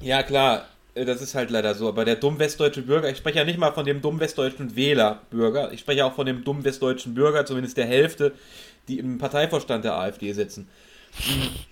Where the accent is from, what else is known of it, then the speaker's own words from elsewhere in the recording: West Germany, Germany; mich als Wessi